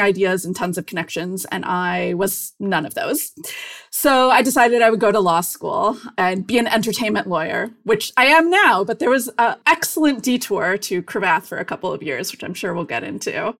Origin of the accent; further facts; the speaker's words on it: Cleveland, Ohio, United States; moved away as an adult; I grew up in Cleveland, Ohio